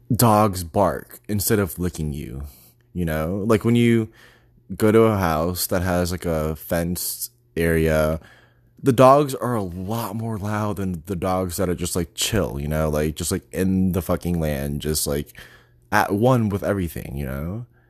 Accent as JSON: {"language": "English", "region": "Texas", "country": "United States", "also_born_or_lived": "New York / Boston", "moved": "yes", "said": "I'm from Texas"}